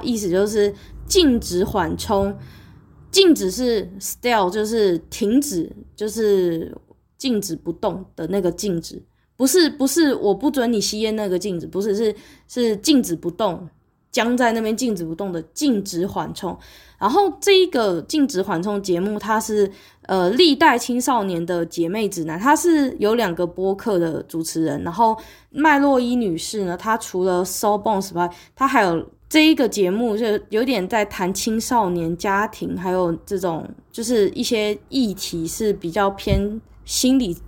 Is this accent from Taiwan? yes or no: yes; Taiwan; 我是在台湾，对不起，因为我，我是台湾人，一个亚热带国家，亚热带国家，北回归线穿过去的国家